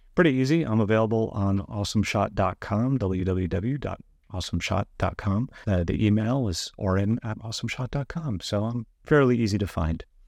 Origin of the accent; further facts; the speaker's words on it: New York, United States; moved away; I'm originally from New York